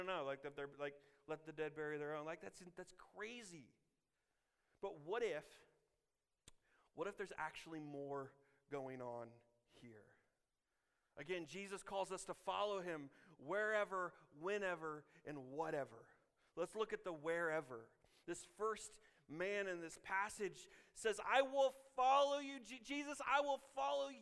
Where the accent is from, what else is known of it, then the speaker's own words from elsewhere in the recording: Illinois, United States; now in Kansas, United States; I'm from Illinois